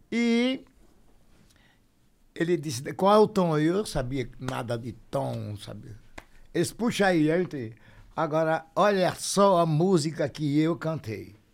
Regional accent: Aracaju, Sergipe, Brazil; born there; Nasci aqui no Santo Antônio, na rua Silvio Romero, número 111.

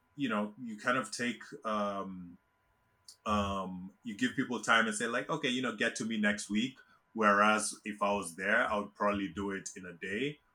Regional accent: Kenya; moved away as an adult; now in United States; I was born and raised in Kenya. Um, I left Kenya in 2000 to to come to the US to go to college

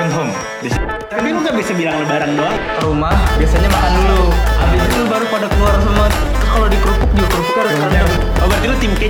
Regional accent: South Tangerang, Banten, Indonesia; dan gue asalnya dari Tangerang Selatan, iya.

